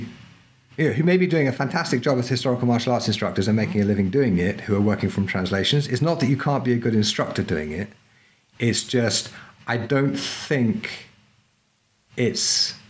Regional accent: Peru; And the thing is, I grew up partly in Peru, so I speak Spanish.

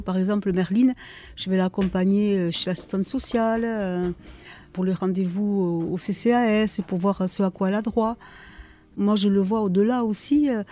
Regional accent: Boucau, Nouvelle-Aquitaine, France; also born or lived in Congo; j'ai grandi au Bouco et parmi les, les, immigrés portugais et espagnols

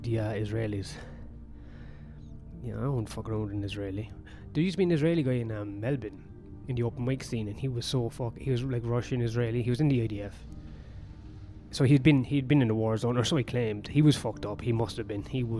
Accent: Ireland; I'm Irish.

